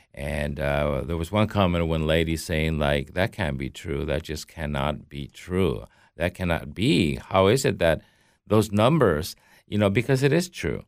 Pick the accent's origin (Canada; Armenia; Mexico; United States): Mexico; I grew up in Mexico as a Catholic